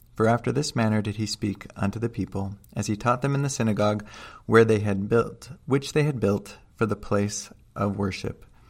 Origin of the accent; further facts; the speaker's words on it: outside of Seattle, Washington, United States; moved away; also born or lived in Utah; I grew up outside of Seattle